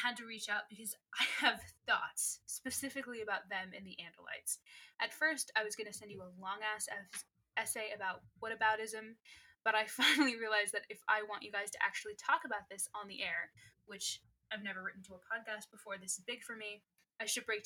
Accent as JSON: {"language": "English", "region": "England", "country": "United Kingdom", "said": "I'm British, that I'm English"}